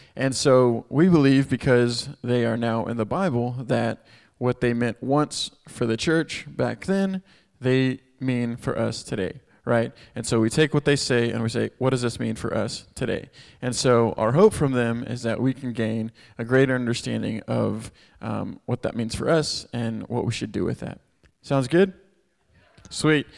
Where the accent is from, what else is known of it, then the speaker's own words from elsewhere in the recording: Houston, Texas, United States; moved away as an adult; I'm from Texas, grew up in Houston, uh, moved here six years ago to help start this Chi Alpha